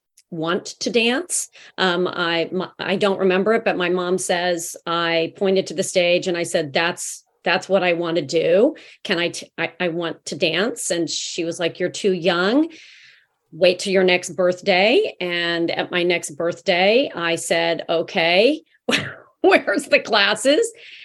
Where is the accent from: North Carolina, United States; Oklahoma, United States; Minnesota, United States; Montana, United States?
Oklahoma, United States; Oklahoma City; I'm from Oklahoma, Oklahoma City, Oklahoma.